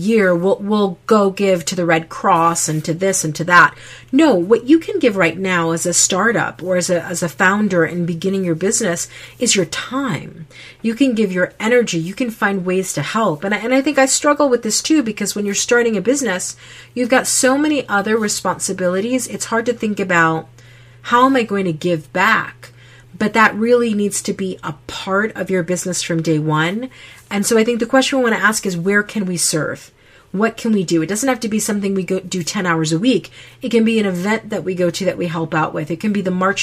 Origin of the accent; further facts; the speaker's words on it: Connecticut, United States; now in Utah, United States; I grew up in Connecticut.